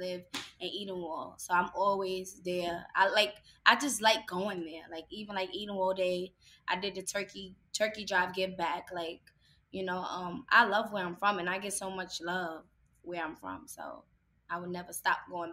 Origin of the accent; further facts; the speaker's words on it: New York City, New York, United States; Growing up in the Bronx